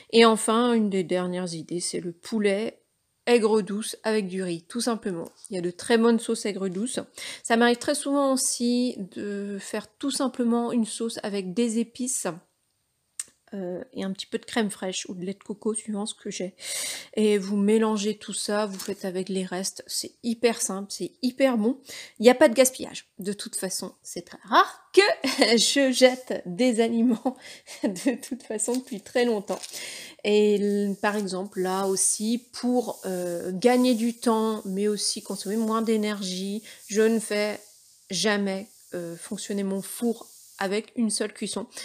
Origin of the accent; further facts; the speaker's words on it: Brittany, France; Alors évidemment en tant que breton, les crêpes.